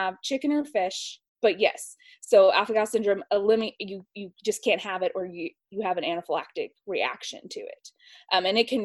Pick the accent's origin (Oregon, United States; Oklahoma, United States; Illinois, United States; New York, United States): Oklahoma, United States; moved away as an adult; now in Owensboro, United States; I'm from Oklahoma originally.